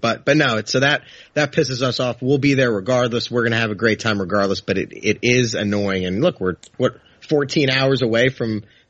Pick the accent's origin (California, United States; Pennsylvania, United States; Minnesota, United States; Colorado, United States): Pennsylvania, United States; Philadelphia; growing up in Philly